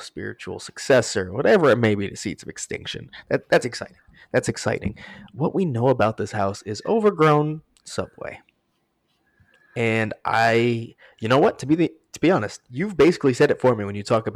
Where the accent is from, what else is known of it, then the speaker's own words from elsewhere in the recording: South Florida, United States; also born or lived in New England; I was born and I say born and raised in South Florida, but I spent 3 years up in New England